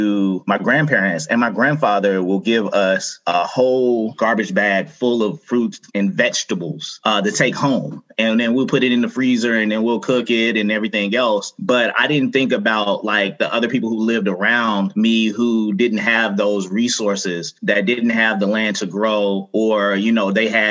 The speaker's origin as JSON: {"language": "English", "town": "Atlanta", "region": "Georgia", "country": "United States", "tie": "born or raised there", "also_born_or_lived": "Upson County, Georgia", "said": "I grew up in Atlanta, Georgia"}